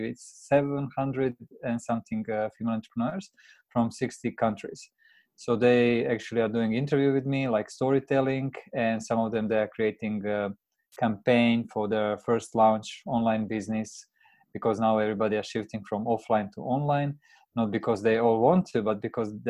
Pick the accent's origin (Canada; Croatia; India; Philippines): Croatia; moved away as an adult; now in Tokyo, Japan; I'm based in Tokyo right now for the last seven years. The reason is because I met my Japanese wife in my home country in Croatia.